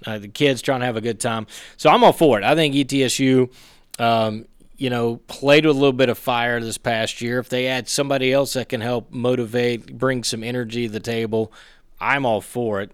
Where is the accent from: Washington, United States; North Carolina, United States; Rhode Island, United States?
North Carolina, United States; moved away; my home state of North Carolina